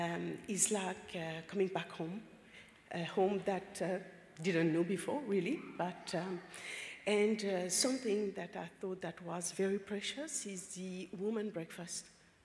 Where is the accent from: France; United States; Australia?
France; Brittany